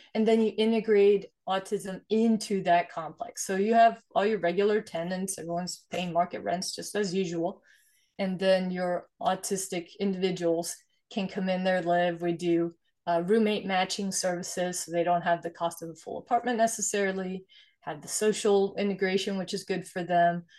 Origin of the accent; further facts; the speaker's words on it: Sweden; moved away; I was born and raised in Sweden, actually, so I'm immigrant from Sweden